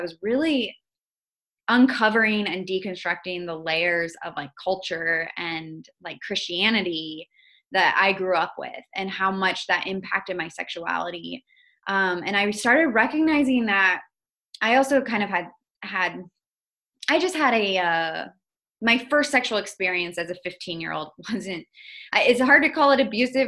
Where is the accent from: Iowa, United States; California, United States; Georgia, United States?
Iowa, United States; also born or lived in Indonesia; I grew up in Iowa.